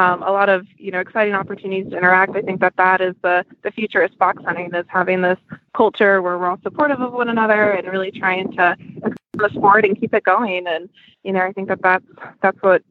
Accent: Orange County, Virginia, United States; moved away as an adult; now in Missouri, United States; I grew up in Orange County, Virginia. So right near Charlottesville area

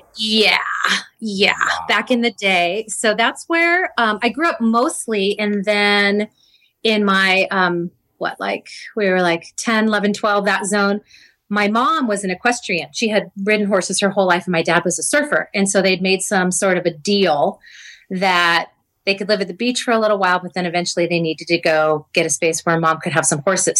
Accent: Cardiff-by-the-Sea, California, United States; I grew up in Cardiff by the Sea, California.

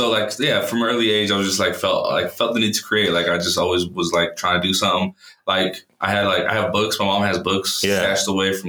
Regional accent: Lompoc, California, United States; also born or lived in Los Angeles, California; now in Denver, United States; born in LA, raised in a town called Lompoc.

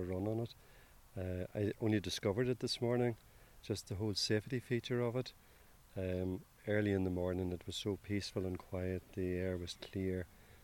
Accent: County Tyrone, near Omagh, Northern Ireland, United Kingdom; We're from County Tyrone, near Omagh

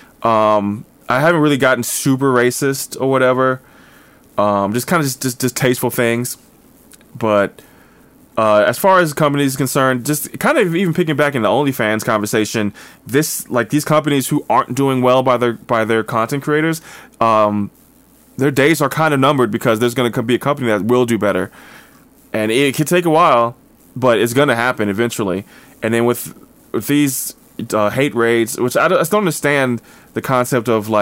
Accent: New Jersey, United States; I grew up in North Jersey

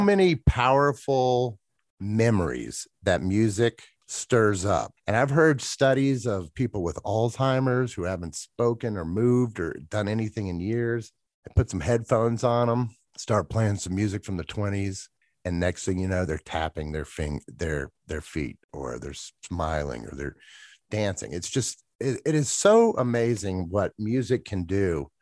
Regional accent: Atlanta, Georgia, United States; moved away as an adult; now in Jackson, United States; growing up in Atlanta

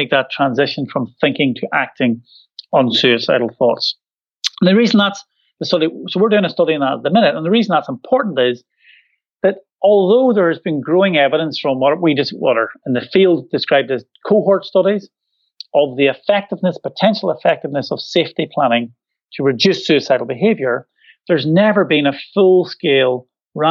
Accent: Northern Ireland, United Kingdom; accent: Irish Glaswegian; moved away as an adult; now in Scotland, United Kingdom; Irish Glaswegian accent, because I'm from Northern Ireland originally, but I've lived in Scotland for 20 years.

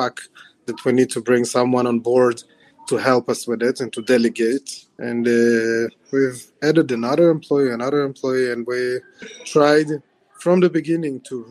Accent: Israel; moved away as an adult; also born or lived in Ukraine; now in United States; I was born in Ukraine, and I moved to Israel when I was 6 years old in 1995. And I then relocated to the States at the beginning of 2018

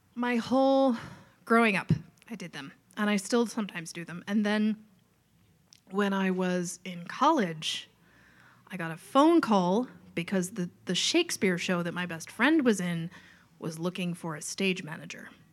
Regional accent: Long Island, New York, United States; accent: Long Island; moved away as an adult; also born or lived in Boston; I grew up on Long Island and I can put on the accent

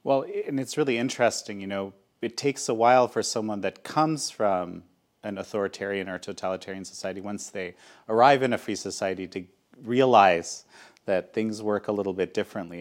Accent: Canada; first language Polish; English is a second language; I was born in Canada. Polish was my first language.

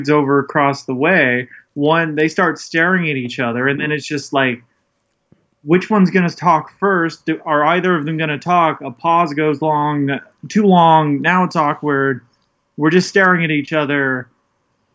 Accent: Indiana, United States; accent: Indiana hick; my accent that comes out sometimes, which is Indiana hick

